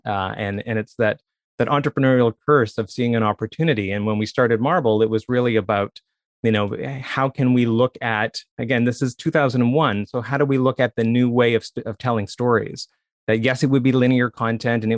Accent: Saint John, New Brunswick, Canada; moved away as an adult; also born or lived in Toronto; I grew up in just outside of St. John, New Brunswick

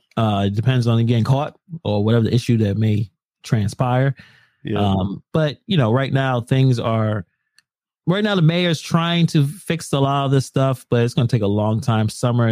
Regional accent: Ireland; something you could probably hold. I'm Irish.

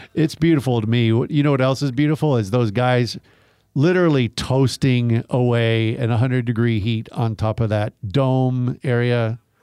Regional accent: Garland, Texas, United States; I grew up in Garland, Texas, which is just outside of Dallas, Tornado Alley.

